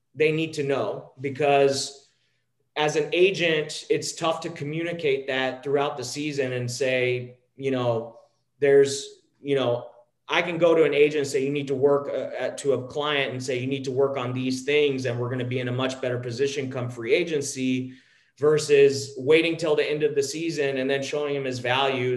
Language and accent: English; a small town outside of Dallas, Texas, United States; I grew up in a small town outside of uh, outside of Dallas, Texas.